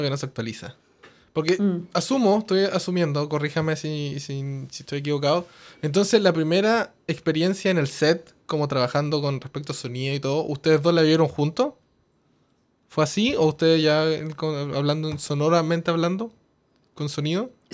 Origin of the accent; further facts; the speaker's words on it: Coyhaique, Aysén, Chile; moved away; yo no soy de Santiago, yo soy de Coyhaique